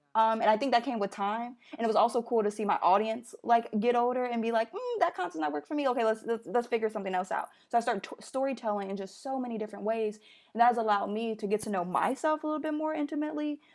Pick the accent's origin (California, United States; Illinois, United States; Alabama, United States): Illinois, United States; Chicago; moved away as an adult; also born or lived in Philadelphia; now in New York City, United States; I'm from Chicago, born and raised